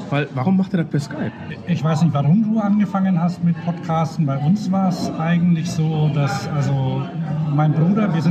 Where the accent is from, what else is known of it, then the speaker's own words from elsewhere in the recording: Upper Franconia, Bavaria, Germany; also born or lived in Nuremberg; Ich komme ja aus Oberfranken